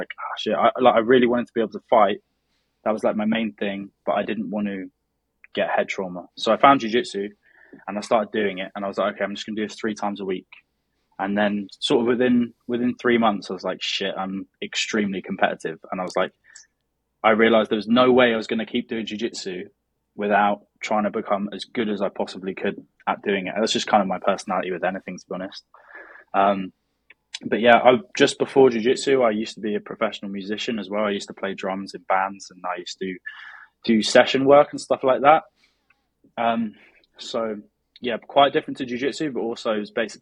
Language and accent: English; Brighton, South East England, United Kingdom; I'm from Brighton in the south of England, which is basically 1 hour south of London.